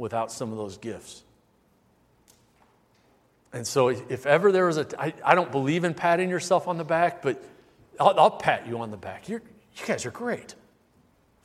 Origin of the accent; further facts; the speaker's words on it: Omaha, Nebraska, United States; Growing up in Omaha